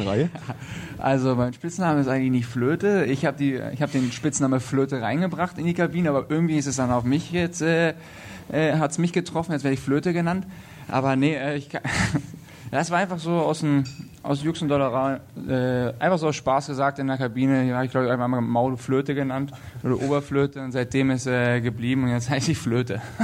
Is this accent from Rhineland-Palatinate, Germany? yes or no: no; Lüneburg, Lower Saxony, Germany; also born or lived in Berlin; now in Nuremberg, Germany; in Lüneburg, wo ich herkomme